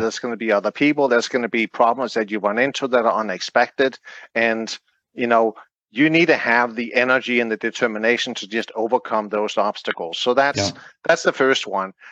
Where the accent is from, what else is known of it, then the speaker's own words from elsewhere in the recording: Denmark; now in United States; I'm from Denmark.